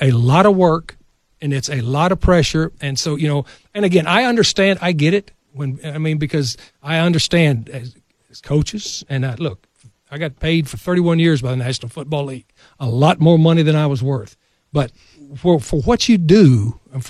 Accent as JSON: {"language": "English", "region": "West Texas", "country": "United States", "tie": "born or raised there", "said": "I grew up in West Texas"}